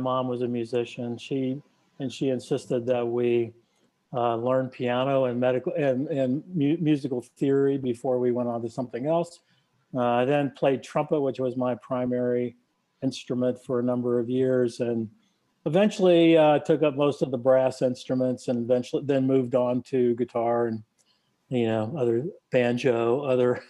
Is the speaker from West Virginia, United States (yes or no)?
yes; Charleston, West Virginia, United States; I was born and raised in Charleston, West Virginia.